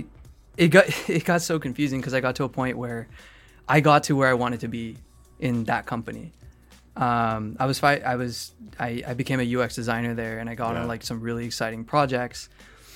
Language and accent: English; Phoenix, Arizona, United States; now in California, United States; I was born in Phoenix, Arizona